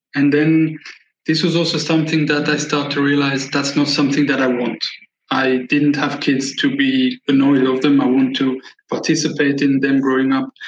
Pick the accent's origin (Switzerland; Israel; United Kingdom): Switzerland; I was born and raised in Switzerland